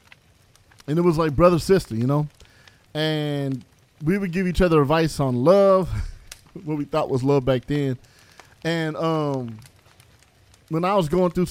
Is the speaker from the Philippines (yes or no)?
no; West Coast, United States; I grew up out here